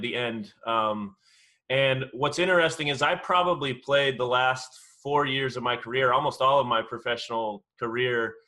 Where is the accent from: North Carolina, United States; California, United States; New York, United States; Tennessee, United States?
California, United States; Southern; I'm born and raised in Southern California